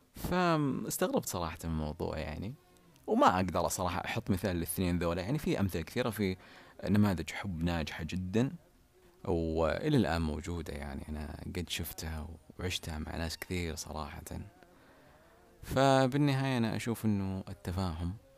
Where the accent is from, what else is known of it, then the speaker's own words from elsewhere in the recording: Ha'il, Ha'il Province, Saudi Arabia; تعليل عندنا بحايل نسميها تجاذب أطراف الحديث